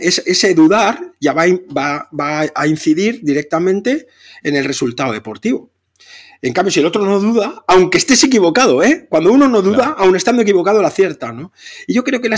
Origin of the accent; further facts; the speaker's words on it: Catalonia, Spain; soy catalán